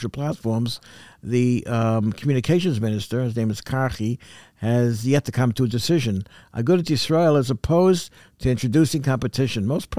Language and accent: English; New York City, New York, United States; we lived, born and raised in Crown Heights